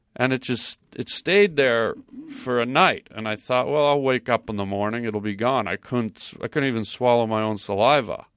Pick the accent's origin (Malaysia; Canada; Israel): Canada; I'm Canadian